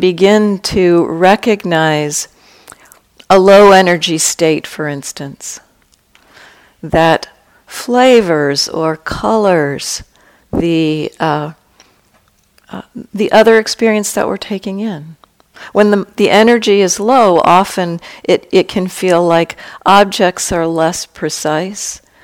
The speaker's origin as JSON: {"language": "English", "region": "California", "country": "United States", "said": "I come from California"}